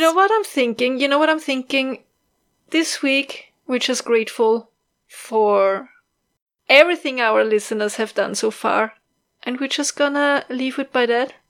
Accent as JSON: {"language": "English", "country": "Austria", "accent": "Austrian", "second_language": "English", "said": "my Austrian accent"}